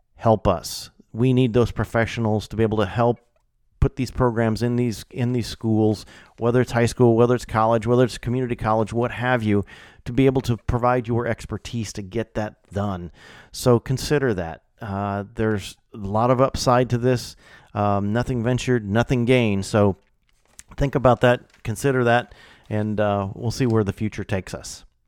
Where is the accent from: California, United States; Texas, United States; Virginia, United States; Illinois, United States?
Illinois, United States; moved away; growing up in Illinois, most, you know, all my career has been in Illinois